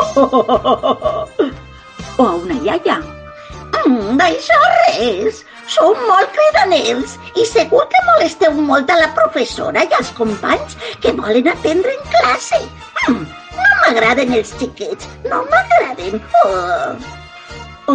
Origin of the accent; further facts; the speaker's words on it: Alboraia, Valencian Community, Spain; al País Valencià, al meu poble, al Boralla